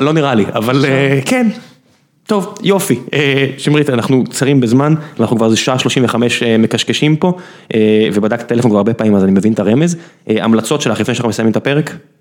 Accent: Beersheba, Southern District, Israel; אני באר שבעי

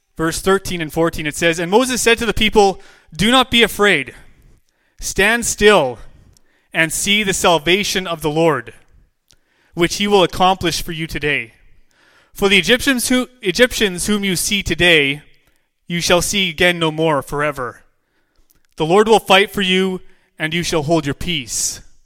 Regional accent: Williams Lake, British Columbia, Canada; I'm from Williams Lake, British Columbia.

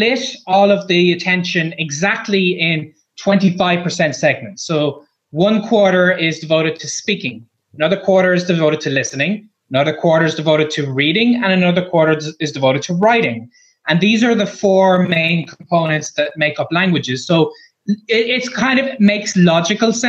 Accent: Ireland; I'm a blogger from Ireland

